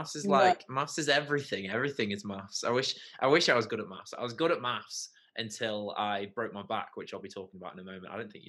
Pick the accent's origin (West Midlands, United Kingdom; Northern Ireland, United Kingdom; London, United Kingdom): West Midlands, United Kingdom; Leek; now in Stoke, United Kingdom; I now actually live in Stoke, but I grew up in Leek. I have a weird, my accent isn't quite like a Stokey or Leaky accent because I went to uni at Durham University